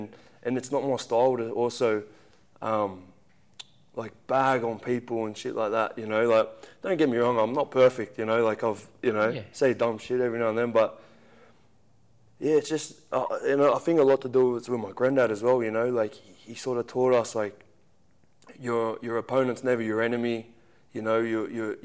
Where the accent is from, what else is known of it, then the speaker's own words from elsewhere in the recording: Central Coast, New South Wales, Australia; I'm a kid from the Central Coast